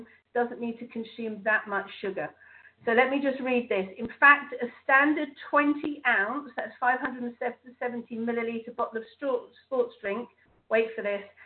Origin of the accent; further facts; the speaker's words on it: England, United Kingdom; being English